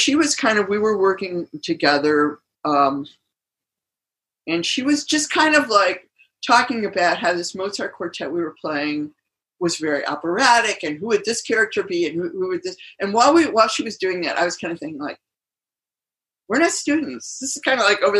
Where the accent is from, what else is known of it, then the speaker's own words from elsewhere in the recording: Michigan, United States; I grew up in Michigan, and I went to Interlochen